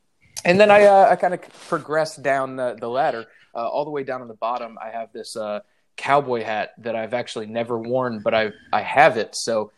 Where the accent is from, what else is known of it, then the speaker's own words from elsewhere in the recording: the South, United States; I am from the South. And while I am proud to not have an accent or any racist tendencies